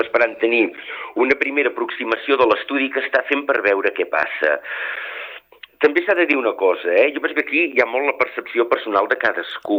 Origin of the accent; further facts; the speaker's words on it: Girona, Catalonia, Spain; jo com a gironí